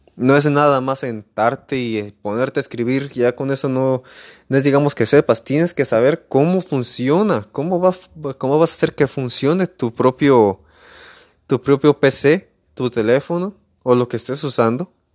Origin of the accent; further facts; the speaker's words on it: Emiliano Zapata, Michoacán, Mexico; Soy de Emiliano Zapata, Michoacán